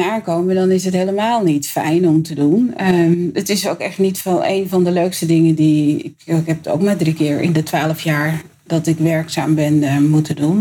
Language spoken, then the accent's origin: Dutch; Amsterdam, North Holland, Netherlands; ik ben opgegroeid in de Bijlmer